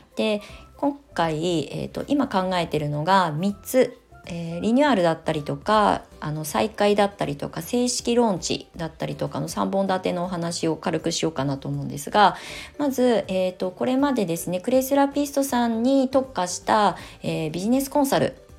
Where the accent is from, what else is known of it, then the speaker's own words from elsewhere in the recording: Kasama, Ibaraki, Japan; moved away as an adult; 茨城県笠間市内で、まあ、両親が新たに建てるあの隠居あの私が生まれ育った実家はすごく山奥なんですけど